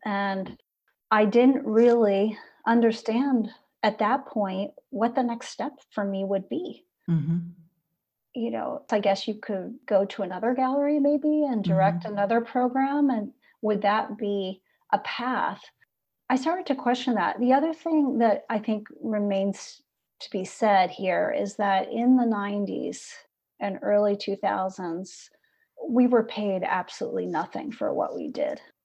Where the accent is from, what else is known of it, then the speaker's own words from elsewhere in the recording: Midwest, United States; moved away as an adult; also born or lived in California / New York; growing up in the Midwest